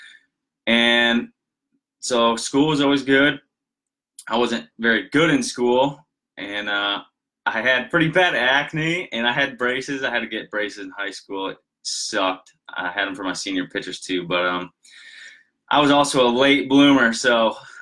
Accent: Michigan, United States; We lived in a smaller town up in Michigan. Most of you know I'm from Michigan. I'm outside of Grand Rapids

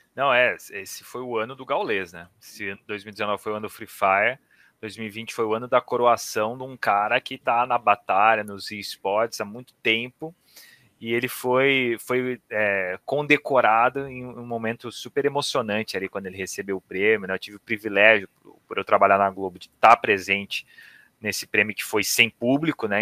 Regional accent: Campinas, São Paulo, Brazil; now in São Paulo, Brazil; eu sou de Campinas, hoje eu moro em São Paulo

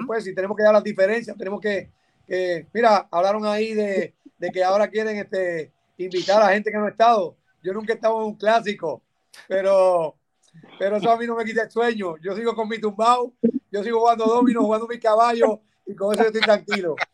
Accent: Puerto Rico; nosotros como boricua

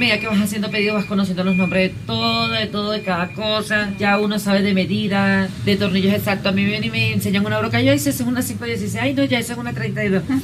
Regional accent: Cumaná, Sucre, Venezuela; moved away as an adult; now in Bogotá, Colombia; Yo soy venezolana

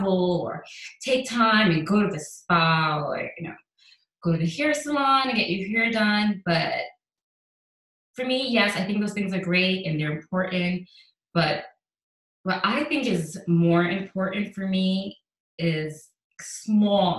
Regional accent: New York City, New York, United States; moved away as an adult; also born or lived in Caribbean; now in Houston, United States; I was born in the Caribbean, and I grew up in the Bronx

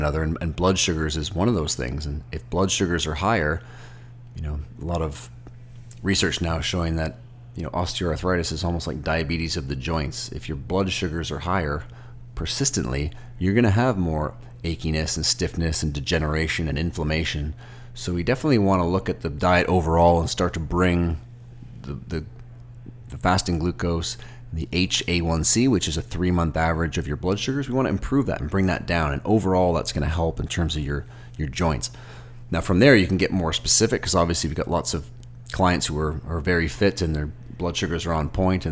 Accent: Toronto, Ontario, Canada; I'm from Toronto

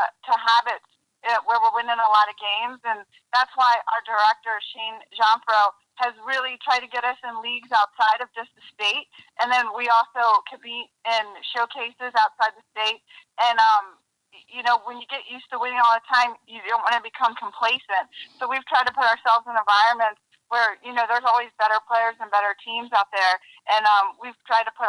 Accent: Maryland, United States; also born or lived in North Carolina; now in Louisiana, United States; I'm originally from Maryland, and I kept moving my way down south

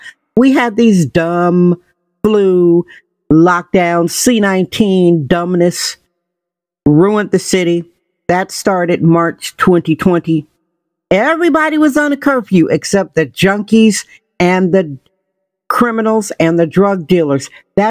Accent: Wisconsin, United States; now in San Francisco, United States; I'm originally from Wisconsin.

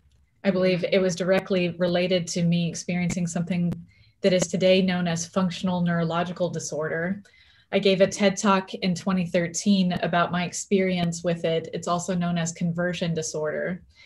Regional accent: Orlando, Florida, United States; also born or lived in Texas / Birmingham, Alabama; now in Seattle, United States; I have been living in Seattle, Washington for, I would say, 12 years now. But before then, I grew up in the South in Orlando, Florida, Texas. I spent some time even in Birmingham, Alabama.

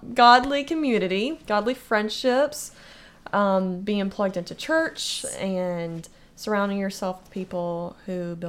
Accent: Florida, United States; So we are from Florida.

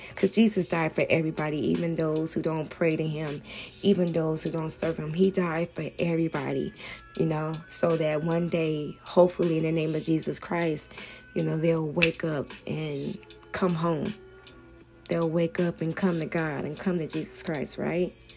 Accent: Hemet, California, United States; I'm from Hemet, so we don't really see that much going on out here

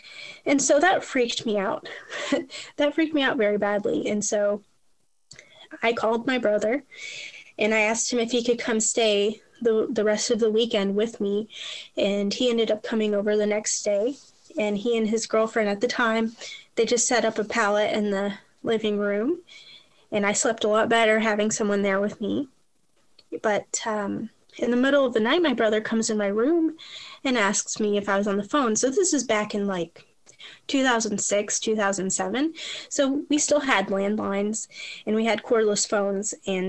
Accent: Toledo, Ohio, United States; now in Louisville, United States; Like I said, we moved to Louisville, so we had family back home, and we're originally from Toledo, Ohio.

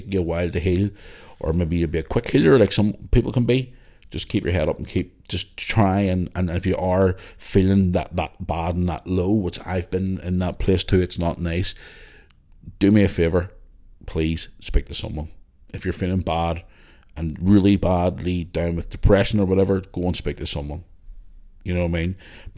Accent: Belfast, Northern Ireland, United Kingdom; As a Catholic girl growing up in Belfast, I grew up around the Troubles like yourself, around the 80s, early 90s

